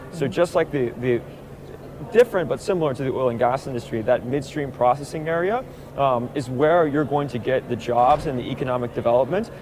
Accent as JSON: {"language": "English", "town": "Tulsa", "region": "Oklahoma", "country": "United States", "tie": "born or raised there", "said": "I grew up in Tulsa"}